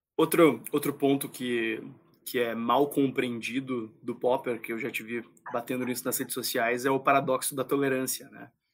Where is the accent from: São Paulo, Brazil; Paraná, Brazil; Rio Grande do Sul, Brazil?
Rio Grande do Sul, Brazil; Gaúcho; eu só sou gaúcho